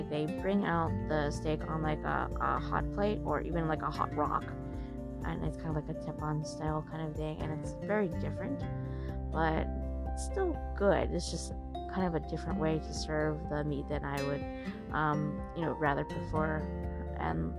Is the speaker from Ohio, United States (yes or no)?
no; California, United States; moved away; I'm from California